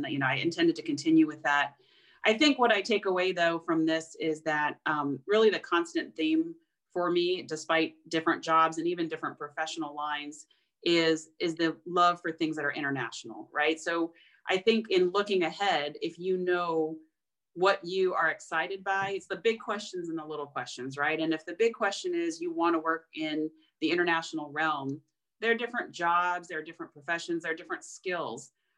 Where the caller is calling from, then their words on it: Budapest, Hungary; I am actually joining from Budapest, Hungary.